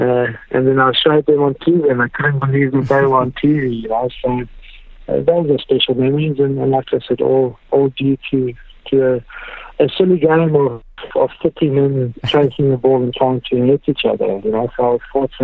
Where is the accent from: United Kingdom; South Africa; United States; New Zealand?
South Africa; growing up as a South African